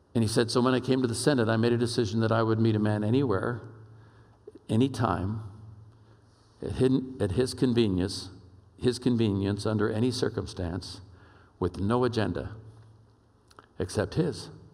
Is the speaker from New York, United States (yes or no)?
no; Oakland, California, United States; moved away; I'm a kid from East Oakland, California